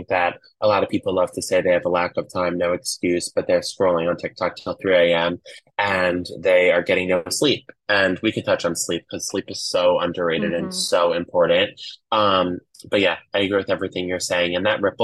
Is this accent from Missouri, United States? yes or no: no; New York, United States; I grew up in New York and I currently live in Manhattan